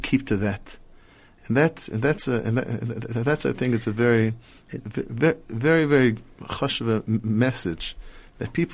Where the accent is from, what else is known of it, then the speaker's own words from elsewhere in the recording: Telz-Stone, Jerusalem District, Israel; I was born in Eretz Yisrael